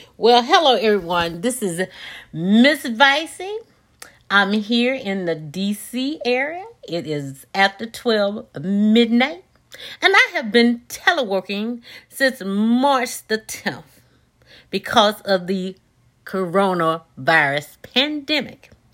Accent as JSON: {"language": "English", "town": "Yatesville", "region": "Mississippi", "country": "United States", "accent": "Southern", "moved": "yes", "lives_now": "Washington, D.C., United States", "said": "if you detect the Southern accent, I am certainly from Yatesville, Mississippi"}